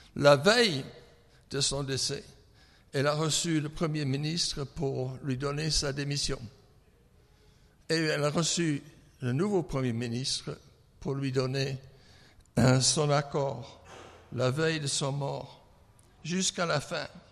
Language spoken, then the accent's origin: French; England, United Kingdom; French is a second language; moved away; je suis anglais